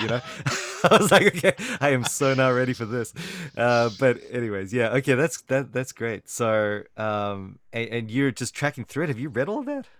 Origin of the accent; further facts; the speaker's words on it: South Africa; I'm from South Africa